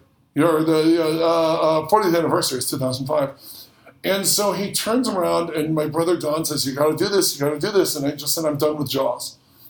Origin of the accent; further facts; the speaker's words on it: Midwest, United States; We were in the we're from the Midwest, so there wasn't much chance of seeing a shark, but we were vacationing in Florida as kids